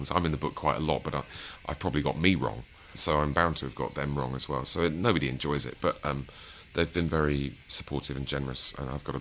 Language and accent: English; East Midlands, United Kingdom; But you know, I'm from Lincolnshire, and um, you know, this is the seventies.